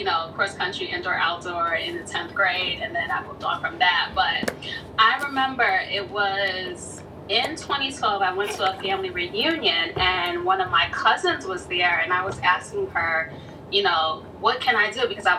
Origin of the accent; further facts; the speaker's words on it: New York City, New York, United States; now in Long Island, United States; I was born in the Bronx, but I live in Long Island now